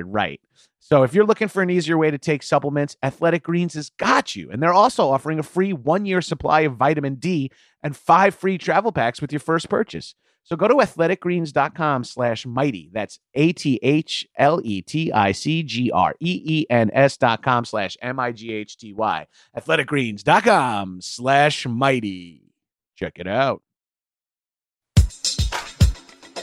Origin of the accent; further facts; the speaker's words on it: Long Island, New York, United States; moved away; I'm from Long Island, so we did Atlantic City so many times.